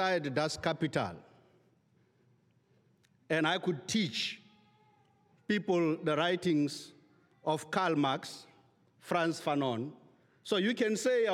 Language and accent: English; South Africa; I'm from the Republic of South Africa